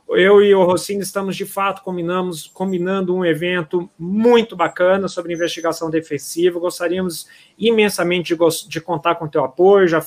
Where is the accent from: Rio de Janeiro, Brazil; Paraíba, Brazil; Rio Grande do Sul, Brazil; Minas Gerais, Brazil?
Minas Gerais, Brazil; accent: mineiro; você não, não tirou sarro com a minha cara por causa do meu sotaque mineiro